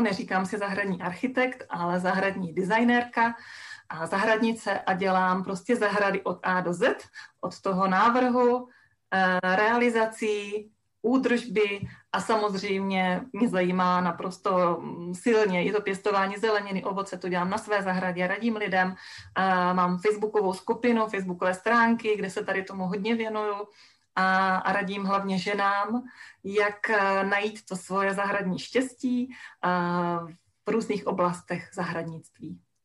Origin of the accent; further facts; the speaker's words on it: a village in Haná, Czechia; also born or lived in central Moravia; já jsem vyrostla na Hanácké vesnici